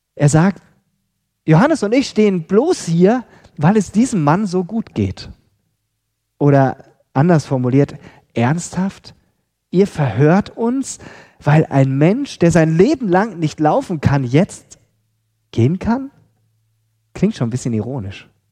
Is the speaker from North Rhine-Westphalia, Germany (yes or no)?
yes; Lemgo, North Rhine-Westphalia, Germany; moved away; in Lemgo, in Lippe, Ostwestfalen, ähm, wo ich aufgewachsen bin.